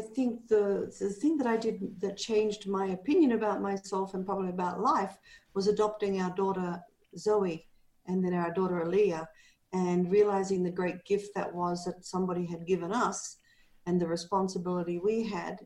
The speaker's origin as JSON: {"language": "English", "country": "Australia", "also_born_or_lived": "Canada", "moved": "as an adult", "lives_now": "Panajachel, Guatemala", "said": "I'm Australian, and I am 67 years old, and I live in Guatemala, in Panajachel, Guatemala."}